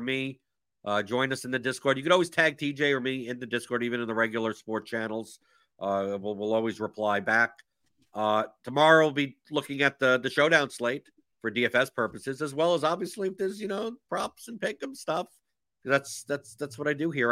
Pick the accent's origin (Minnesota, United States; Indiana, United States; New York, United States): New York, United States; moved away; I'm originally from New York